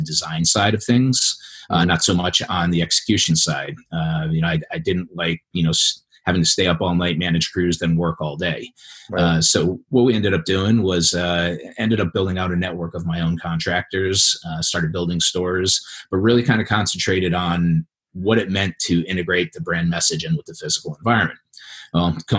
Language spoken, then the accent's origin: English; East Coast, United States; moved away as an adult; also born or lived in Southern California; I grew up on the East Coast in a residential and commercial development family